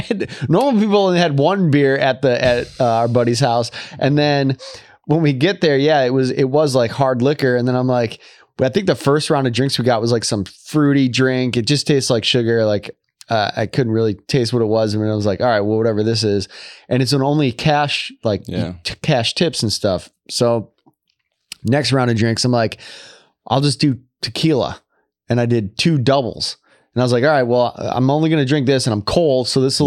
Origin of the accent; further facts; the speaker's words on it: Michigan, United States; Like I'm from Michigan. I'll, you know, this is nothing or whatever.